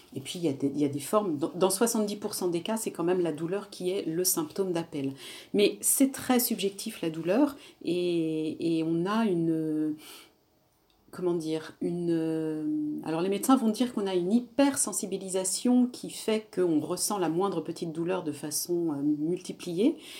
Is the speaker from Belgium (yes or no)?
no; Réunion; je suis réunionnaise et, et dans ma culture, les femmes supportent beaucoup sans, sans, rien dire non plus